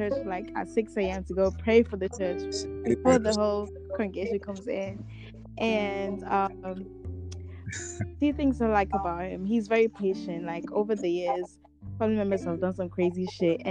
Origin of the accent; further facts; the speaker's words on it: Amsterdam, North Holland, Netherlands; growing up in Amsterdam, in my school